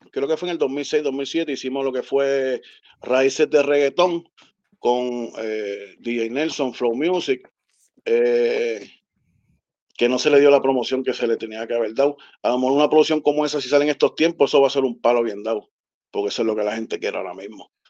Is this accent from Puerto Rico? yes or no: yes; Río Piedras, Puerto Rico; Yo soy de Río Piedras, exactamente de Gipro, del Puerto Rico. allá abajo, del barrio.